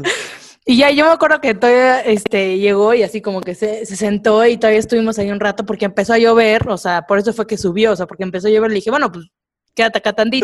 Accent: Córdoba, Veracruz, Mexico; now in Mexico City, Mexico; yo soy de Córdoba

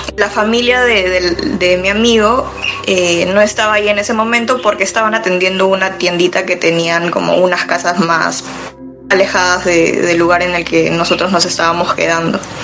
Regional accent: Lima, Peru; yo soy de Lima, del lado sur del distrito de Chorrillos

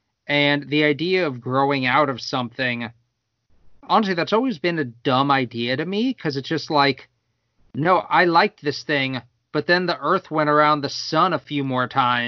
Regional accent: Winter Park, Florida, United States; growing up in Winter Park

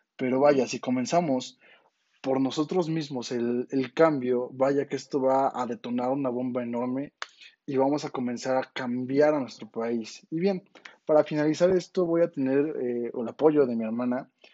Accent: Mexico; como mexicanos

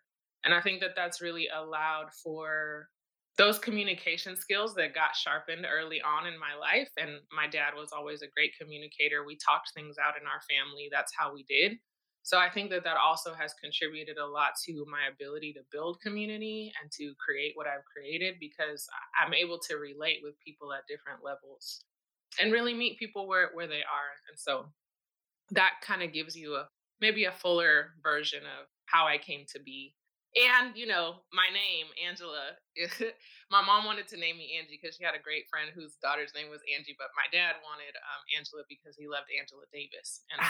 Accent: Madrid, Community of Madrid, Spain; And I grew up in Madrid, Spain, to a small nuclear family, like is very typically true for, you know, military families.

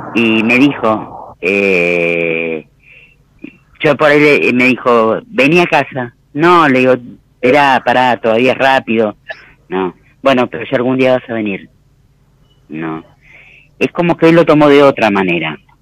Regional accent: Florencio Varela, Buenos Aires Province, Argentina; Yo soy de Florencio Varela

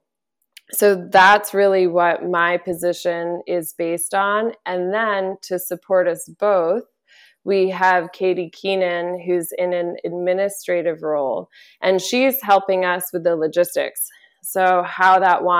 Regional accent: St. Helena, California, United States; moved away; I am from St. Helena. I chose to move home with great intention

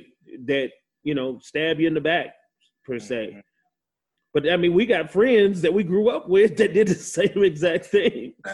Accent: United States; one of the first time an American Indian was tried was in my hometown in the U.S.

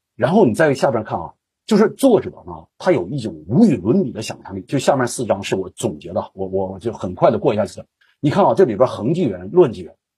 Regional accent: China; 我们中国人

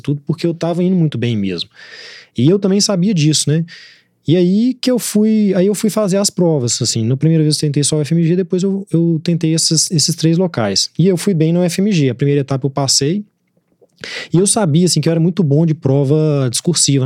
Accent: Belo Horizonte, Minas Gerais, Brazil; eu nasci aqui, minha juventude eu passei aqui

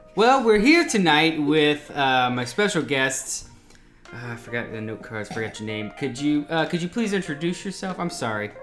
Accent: Ocala, Florida, United States; moved away as an adult; also born or lived in Washington D.C.; now in Jacksonville, United States; We're all from Ocala, Florida

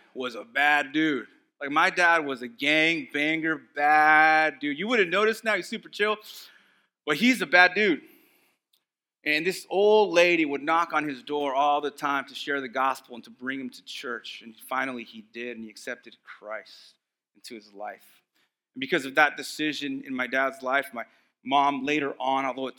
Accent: Texas, United States; moved away; the areas that I grew up in Texas

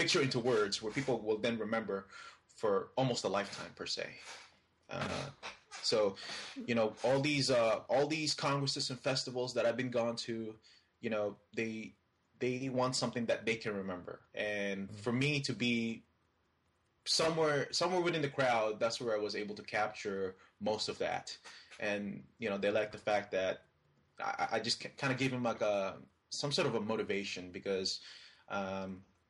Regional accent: Philippines; now in United States; Philippines is actually my home country

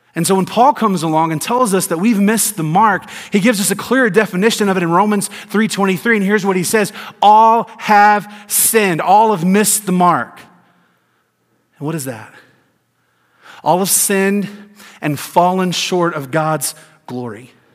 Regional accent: Tennessee, United States; also born or lived in Georgia; I grew up in Tennessee and lived in Georgia, lived in the South all my life

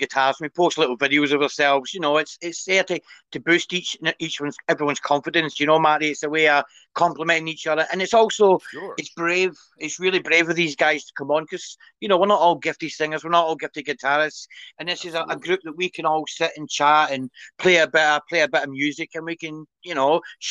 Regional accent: Scotland, United Kingdom; I'm Scottish

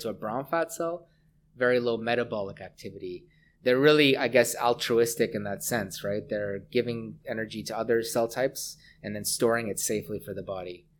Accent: Hamilton, Ontario, Canada; moved away as an adult; also born or lived in Vancouver; I grew up in Hamilton, Ontario

